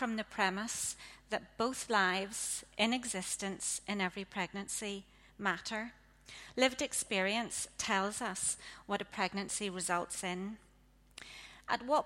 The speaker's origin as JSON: {"language": "English", "area": "Ards Peninsula", "region": "Northern Ireland", "country": "United Kingdom", "tie": "born or raised there", "said": "I grew up in the Ards Peninsula"}